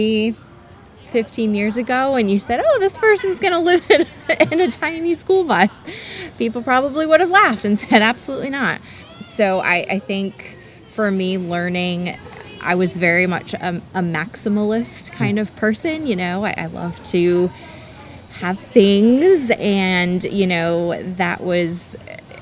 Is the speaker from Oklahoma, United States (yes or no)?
no; Connecticut, United States; moved away as an adult; also born or lived in Virginia / Greenville, South Carolina; growing up in Connecticut, kind of near the shoreline